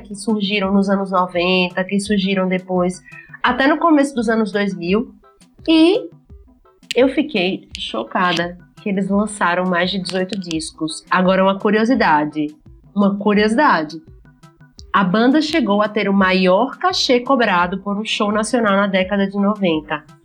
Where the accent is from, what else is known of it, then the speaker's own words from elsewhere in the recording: Simão Dias, Sergipe, Brazil; moved away; also born or lived in Aracaju; Eu nasci em Aracaju, para quem não sabe, mas fui criada em Simão Dias.